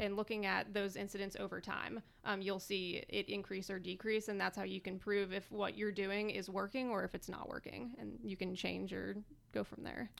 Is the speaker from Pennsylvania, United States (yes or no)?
yes; Philadelphia, Pennsylvania, United States; also born or lived in Woodbridge, Virginia / California; now in Winchester, United States; originally I'm from Philadelphia, Pennsylvania